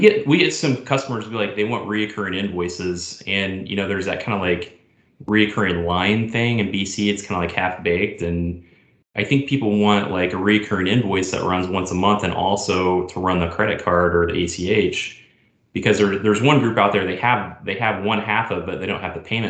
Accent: Indiana, United States; moved away as an adult; also born or lived in Chicago; I grew up in Indiana

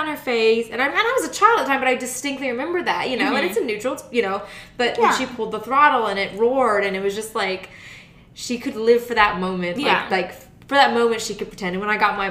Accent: Germany; moved away; I grew up in Germany

